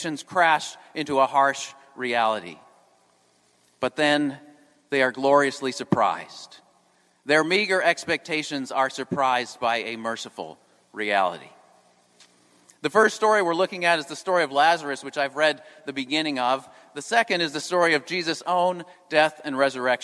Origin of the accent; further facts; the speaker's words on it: New England, United States; moved away; I'm from New England